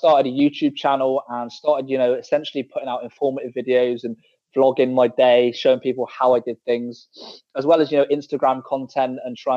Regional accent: Bristol, South West England, United Kingdom; moved away; I'm from Bristol originally, back in the UK. So that's like the West Country, for guys that don't know

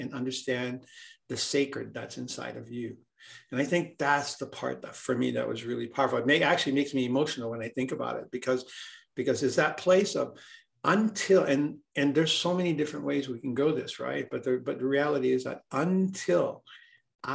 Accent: Hawaii, United States; I grew up in Hawaii

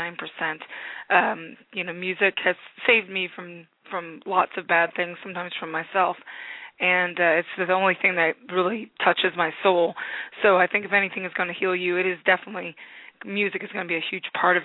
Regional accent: United States; now in Glasgow, United Kingdom; I'm American, but I flew over

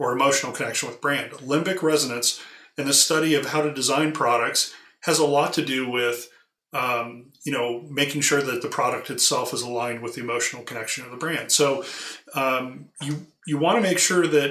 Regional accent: California, United States; I grew up in California on the coast

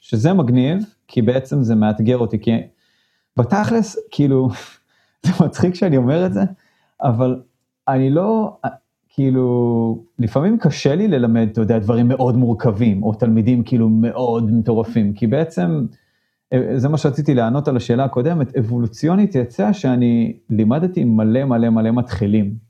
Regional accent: Modi'in, Central District, Israel; moved away as an adult; now in San Francisco Bay Area, United States; גדלתי במודיעין

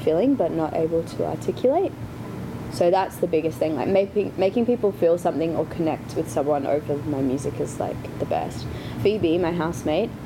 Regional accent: Brisbane, Queensland, Australia; moved away as an adult; now in Los Angeles, United States; I'm from Brisbane

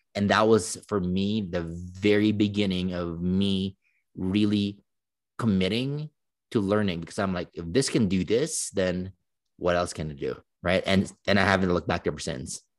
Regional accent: Philippines; moved away as an adult; now in United States; I grew up in the Philippines for eighteen years

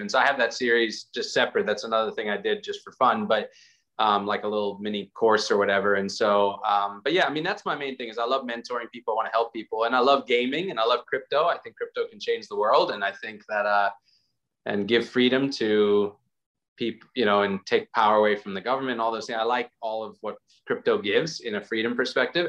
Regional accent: South Africa; moved away; go back to South Africa where I'm from

